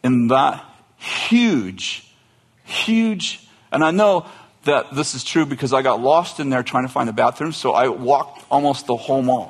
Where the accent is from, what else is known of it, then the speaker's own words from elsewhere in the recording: Weaverville, California, United States; I'm from Trinity County. What part? Weaverville